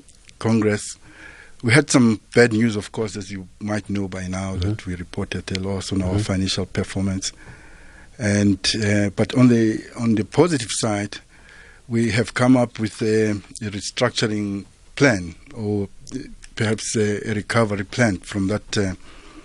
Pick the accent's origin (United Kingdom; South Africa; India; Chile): South Africa; Mbombela, Mpumalanga; I come from Mpumalanga, yes. From the Mbombela area. That's where I was born and grew up.